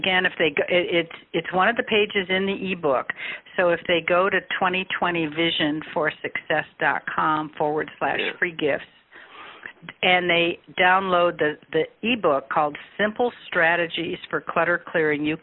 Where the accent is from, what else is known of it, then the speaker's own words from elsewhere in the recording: Chicago, Illinois, United States; also born or lived in Peoria, Illinois; I grew up in Chicago and then went to Bradley for 4 years in Peoria